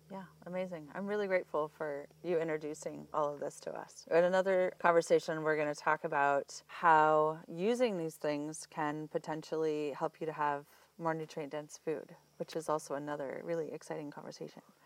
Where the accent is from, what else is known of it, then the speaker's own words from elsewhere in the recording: Iowa, United States; moved away; also born or lived in Colorado; I'm from Iowa originally